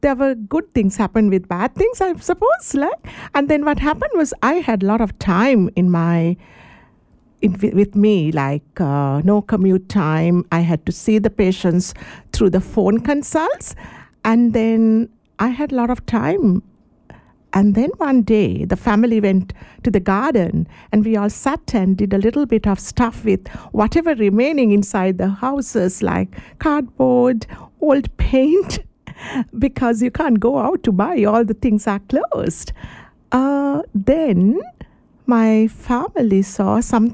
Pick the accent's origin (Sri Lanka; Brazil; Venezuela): Sri Lanka; moved away as an adult; now in Shepparton, Australia; I'm actually originally from Sri Lanka